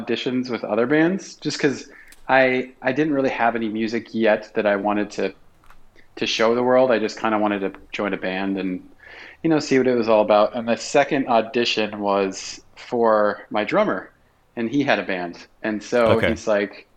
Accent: South Dakota, United States; moved away as an adult; now in Minneapolis, United States; I'm a transplant. I'm from South Dakota

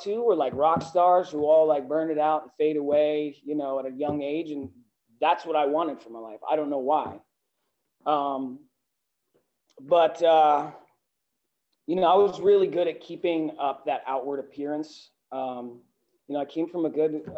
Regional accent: Northern New Jersey, United States; I grew up outside of Manhattan in Northern New Jersey

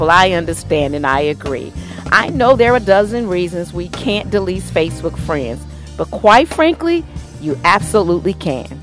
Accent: New York, United States; I'm originally from New York, and I remember, you know, how you have the clotheslines out the window

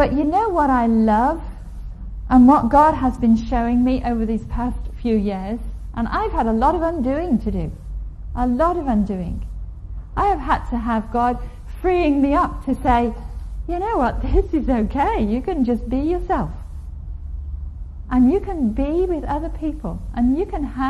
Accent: Liverpool, North West England, United Kingdom; I was brought up in … country

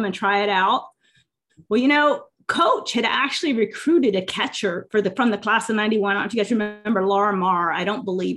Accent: Ohio, United States; I'm just from Podunk, Ohio

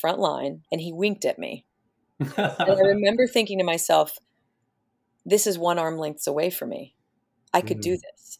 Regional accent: Oklahoma, United States; I grew up in Oklahoma

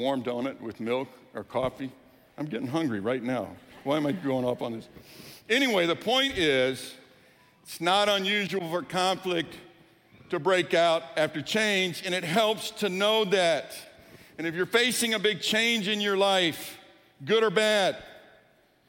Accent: Lake Charles, Louisiana, United States; also born or lived in New Orleans, Louisiana; now in Colorado, United States; I say I'm a Cajun, because I grew up in Lake Charles, Louisiana. I was born in New Orleans.

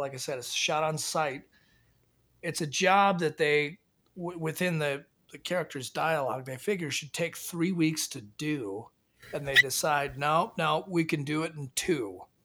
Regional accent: Washington, United States; growing up in Washington

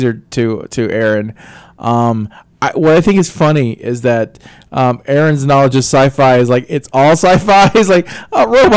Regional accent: Alabama, United States; moved away as an adult; I'm from Alabama

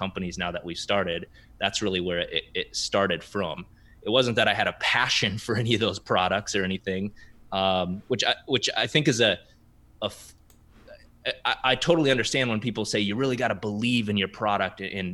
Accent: South Dakota, United States; moved away as an adult; now in Minneapolis, United States; growing up in South Dakota

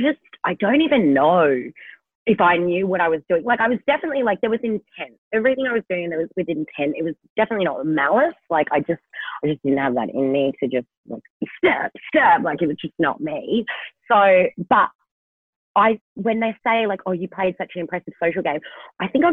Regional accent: Kalgoorlie, Western Australia, Australia; I'm from Kalgoorlie

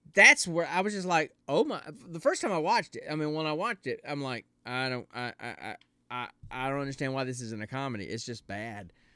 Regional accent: the South, United States; I'm from the South

